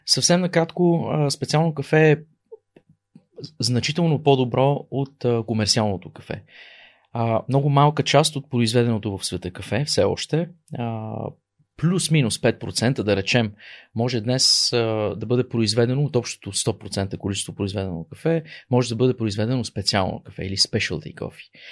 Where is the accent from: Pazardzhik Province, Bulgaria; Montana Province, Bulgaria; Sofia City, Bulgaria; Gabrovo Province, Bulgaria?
Pazardzhik Province, Bulgaria; Pazardzhik; moved away as an adult; also born or lived in Czech Republic / United States; Аз съм родом Пазарджиклия. Там съм роден, израсъл до а, завършване на средното ми образование